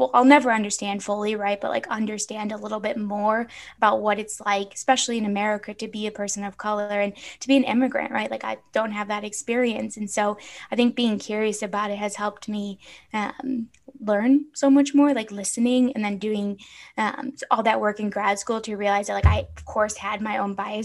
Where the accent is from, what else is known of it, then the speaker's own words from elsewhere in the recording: Chicago, Illinois, United States; now in Phoenix, United States; growing up in Chicago, like in the city